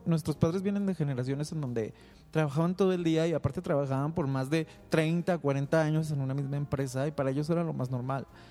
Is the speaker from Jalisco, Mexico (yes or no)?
yes; Guadalajara, Jalisco, Mexico; soy originario de Guadalajara